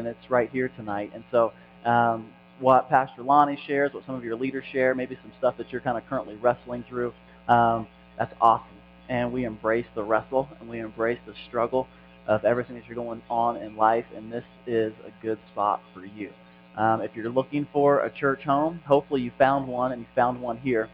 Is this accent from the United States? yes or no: yes; Indiana, United States; I'm from Indiana